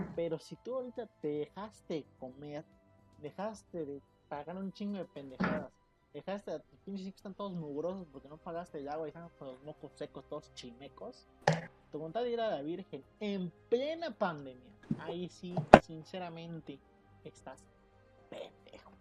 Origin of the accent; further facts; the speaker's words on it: Mexico; somos mexicanos